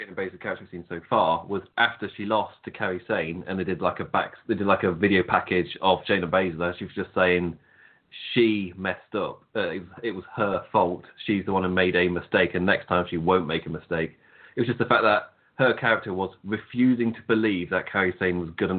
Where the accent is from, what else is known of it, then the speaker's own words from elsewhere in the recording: England, United Kingdom; I'm English